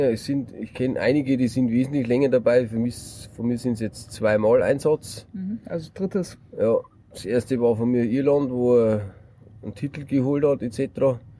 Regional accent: Bavaria, Germany; Er ist Bayer, ich bin Bayer.

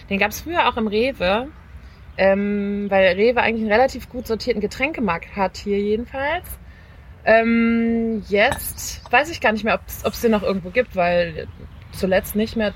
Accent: North Rhine-Westphalia, Germany; Also ich bin in NRW geboren und aufgewachsen

